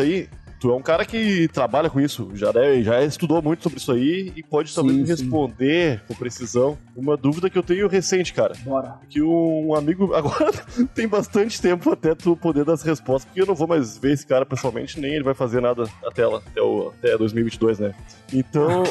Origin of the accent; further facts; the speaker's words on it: Porto Alegre, Rio Grande do Sul, Brazil; moved away; also born or lived in São Paulo; sou gaúcho de Porto Alegre